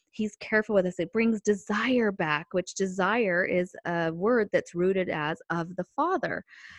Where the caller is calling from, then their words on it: San Diego, California, United States; calling in here with you on the phone from San Diego, California